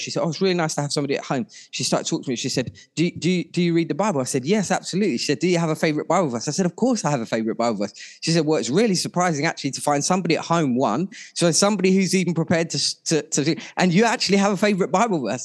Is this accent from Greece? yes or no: no; Ilford, London, United Kingdom; I grew up in Ilford